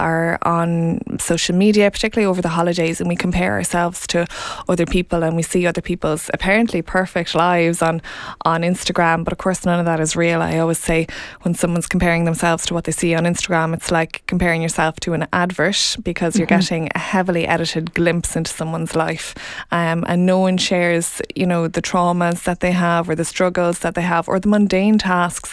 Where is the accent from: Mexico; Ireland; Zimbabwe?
Ireland; Offaly; also born or lived in London; I am from Offaly